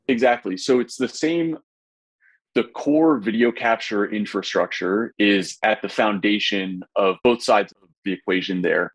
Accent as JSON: {"language": "English", "town": "Indianapolis", "region": "Indiana", "country": "United States", "tie": "born or raised there", "said": "my hometown of Indianapolis"}